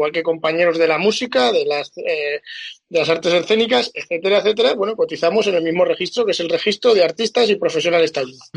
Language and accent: Spanish; Aragon, Spain; {S0} soy un {S1} modesto torero aragonés